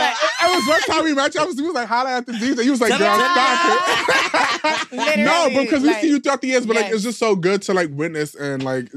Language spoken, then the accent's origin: English; New York, United States; I'm from New York.